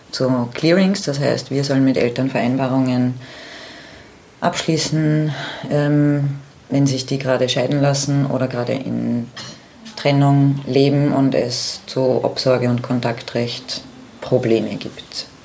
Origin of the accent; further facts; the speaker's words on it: Austria; Ja, ich bin die …, ich komme aus Österreich.